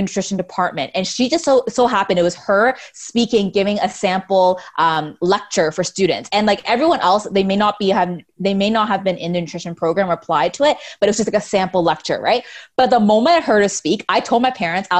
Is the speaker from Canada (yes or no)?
yes; Mississauga, Ontario, Canada; also born or lived in Scarborough / Brampton; I was born in Scarborough, and then I was raised mostly in Mississauga. So most of my life, I actually lived in Mississauga